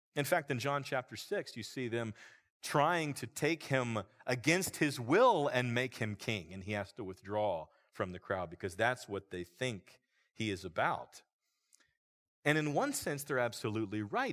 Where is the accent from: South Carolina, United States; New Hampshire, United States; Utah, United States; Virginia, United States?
Virginia, United States; Roanoke Valley; I grew up in a church here in the Roanoke Valley